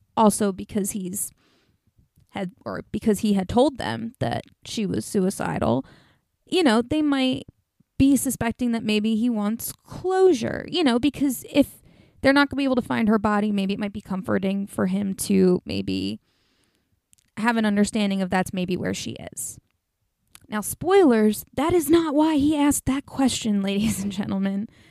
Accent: New Jersey, United States; in New Jersey, my home state, just up north

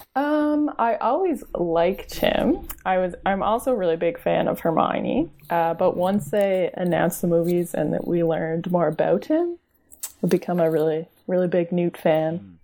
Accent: Canada; I'm Canadian

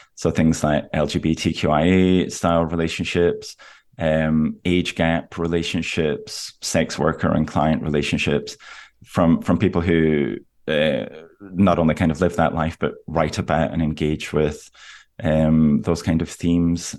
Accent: Aberdeen, Scotland, United Kingdom; moved away; I'm from Aberdeen, where a lot of the book is set, which is northeast Scotland

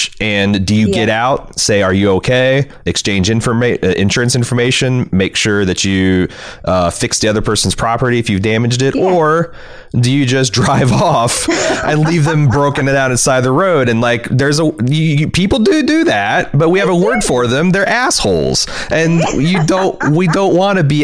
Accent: United States; as American

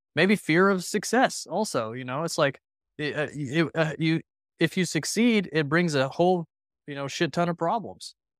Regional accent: Texas Panhandle, United States; growing up in the Texas Panhandle

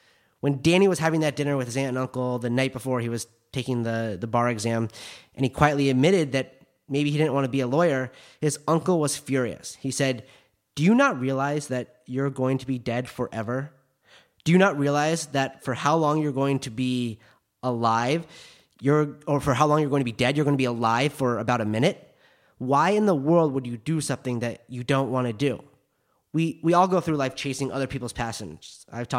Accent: Park City, Utah, United States; My friends that I grew up with in Park City that work in the ski industry now, they're all really, really happy.

